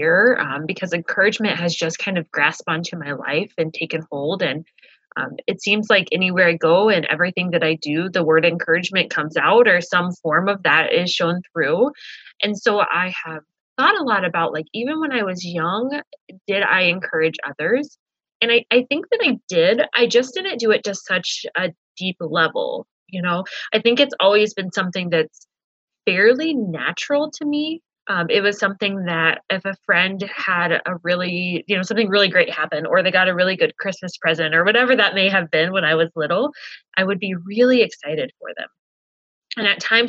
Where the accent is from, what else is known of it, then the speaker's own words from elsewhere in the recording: Illinois, United States; moved away as an adult; now in Jamestown, United States; I am actually originally from Illinois. My husband and I moved here to North Dakota.